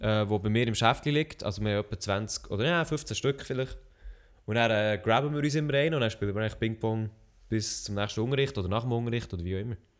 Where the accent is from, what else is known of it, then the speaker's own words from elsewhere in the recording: Switzerland; ich bin Schweizer